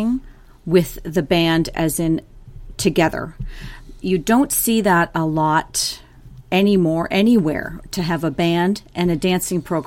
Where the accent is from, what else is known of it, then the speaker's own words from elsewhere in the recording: Fergus, Ontario, Canada; I grew up in Fergus, Ontario, which is very synonymous with Highland Games.